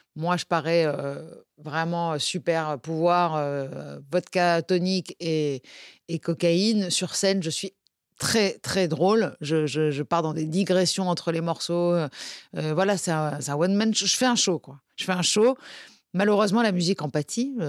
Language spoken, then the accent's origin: French; Nice, Provence-Alpes-Côte d'Azur, France; on est niçois